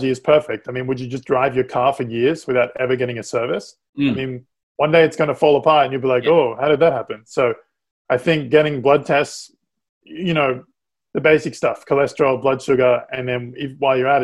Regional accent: Australia; moved away; I'm from Australia

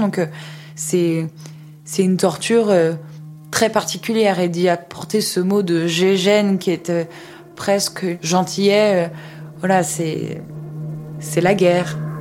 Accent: France; en tant que française

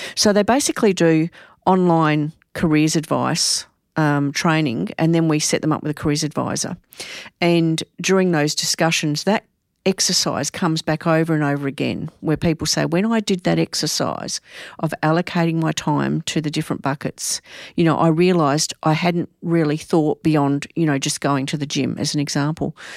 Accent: Adelaide, South Australia, Australia; I'm from Adelaide

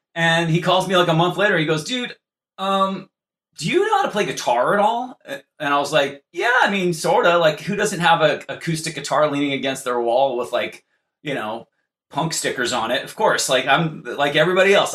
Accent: California, United States; I'm from California.

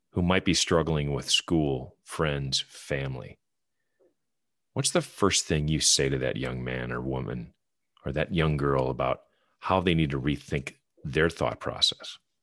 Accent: Wisconsin, United States; moved away as an adult; now in North Carolina, United States; I'm, I'm from Wisconsin. I'm a Badger fan, but I went to U W Platteville and got my graduate degree at U W M

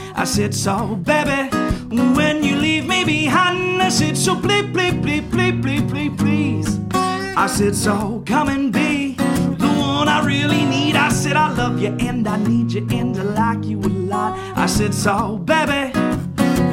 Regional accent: Cincinnati, Ohio, United States; I'm from Cincinnati, the greater Cincinnati area

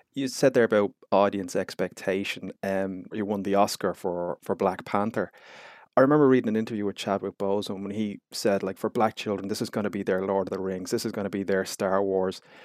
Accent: Ireland; being Irish

